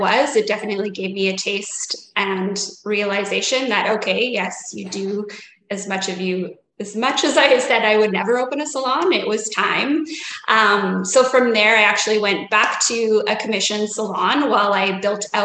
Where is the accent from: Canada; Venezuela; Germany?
Canada; Saskatoon, Saskatchewan; I am from Saskatoon, Saskatchewan in Canada.